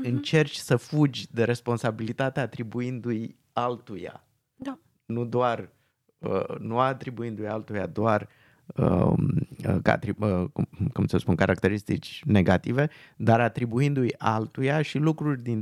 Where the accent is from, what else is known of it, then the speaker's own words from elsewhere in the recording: Transylvania, Romania; Și da, da, eu, uh, eu sunt din Transilvania, noi n-am avut robi.